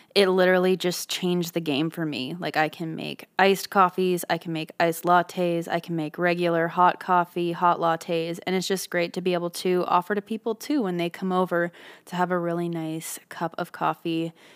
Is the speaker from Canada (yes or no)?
yes; Canada; being a Canadian